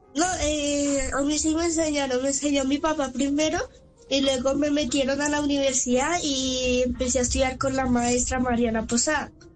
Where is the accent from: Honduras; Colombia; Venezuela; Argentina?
Colombia; soy colombiano